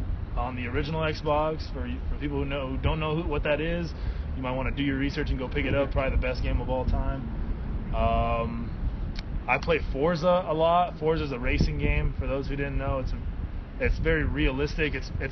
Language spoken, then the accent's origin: English; Alameda, California, United States; born there; There. Yeah, I was born in Alameda.